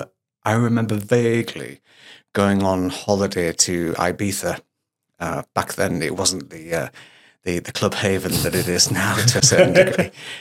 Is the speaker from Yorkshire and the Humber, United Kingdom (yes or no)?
yes; Hull, Yorkshire and the Humber, United Kingdom; When I start to talk about my hometown of Hull, I do get a little bit stronger. But I've standardised my accent.